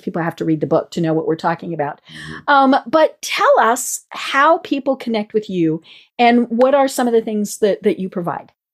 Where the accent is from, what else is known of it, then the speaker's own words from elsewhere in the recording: Colorado, United States; now in Atlanta, United States; I'm I'm I'm from Colorado